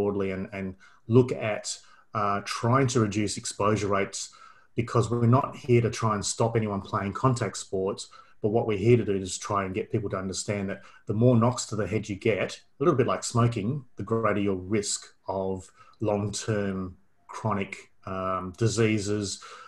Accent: Perth, Western Australia, Australia; moved away as an adult; now in Melbourne, Australia; I'm originally from Perth. Did all my studies in Perth.

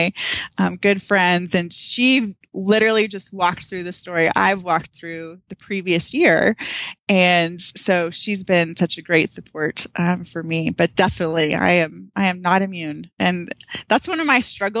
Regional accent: Texas, United States; now in Arizona, United States; I'm from Texas

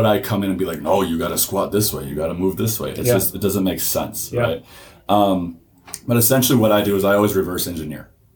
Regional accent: Milwaukee, Wisconsin, United States; I'm from the Milwaukee area. I went to New Berlin Eisenhower, graduated in 2012

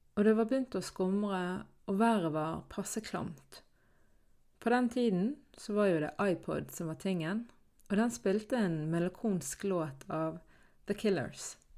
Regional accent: Norway; Så jeg er jo da født og oppvokst i Norge, men er krysskulturell fordi at mine foreldre flyttet fra Palestina til Norge

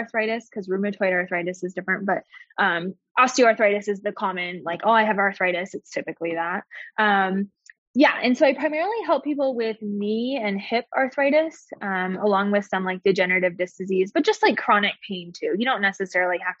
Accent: Midwest, United States; moved away as an adult; now in Utah, United States; I grew up in the Midwest. And then we moved out to Utah last year

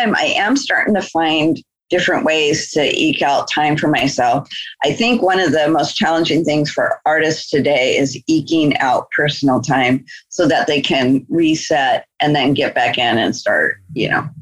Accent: Anchorage, Alaska, United States; we grew up together in Anchorage, Alaska.

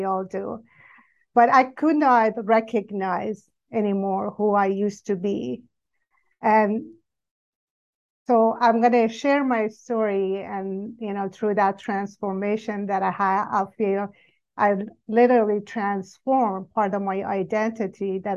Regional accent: Iran; I grew up in Iran, and majority are Muslim

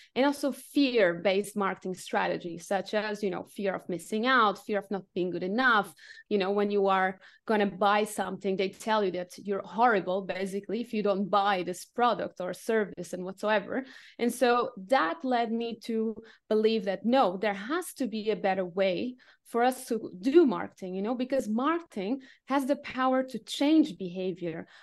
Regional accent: Lisbon, Portugal; also born or lived in Asia / France / United Kingdom / Cambodia; now in Dresden, Germany; I'm originally from Portugal, from Lisbon

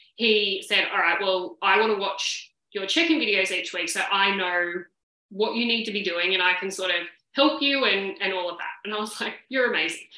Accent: Sydney, New South Wales, Australia; now in Victoria, Australia; obviously I live in Victoria, but I'm originally from Sydney and all my family are there.

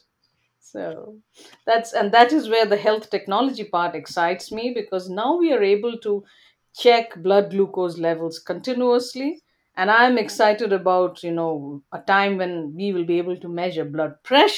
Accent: India; moved away as an adult; now in Canada; when I was growing up in India

